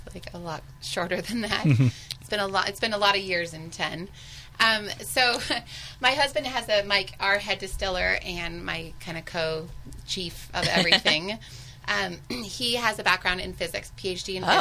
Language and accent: English; Seattle, Washington, United States; also born or lived in San Francisco, California / New York; now in Sonoma County, United States; Originally Seattle, San Francisco